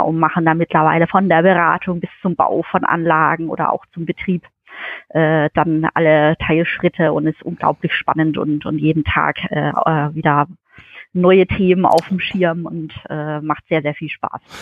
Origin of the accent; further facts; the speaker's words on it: Kraichgau, Baden-Württemberg, Germany; komme aus dem schönen Greichgau, äh, aus dem kleinen Örtchen Wiesloch oder auch Schaffhausen, das ist so mein, mein Heimatort, äh, wo ich 20 Jahre meines Lebens verbracht